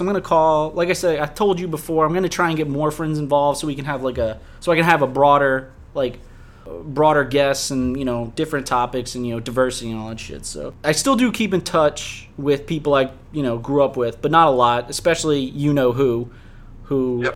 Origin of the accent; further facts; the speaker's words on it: Harvey, Louisiana, United States; we both grew up on the West Bank. I grew up in Harvey